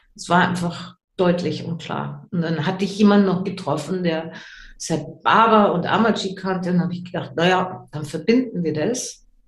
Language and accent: German; Germany; moved away; also born or lived in English-speaking countries; Ich bin in Deutschland geboren, deswegen erinnere ich mich noch an die deutsche Sprache.